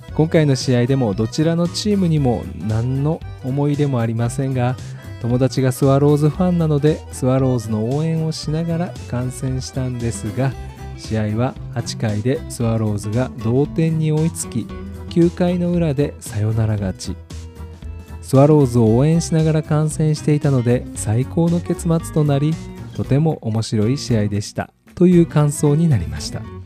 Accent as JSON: {"language": "Japanese", "region": "Kansai", "country": "Japan", "said": "僕は関西人ということもあり"}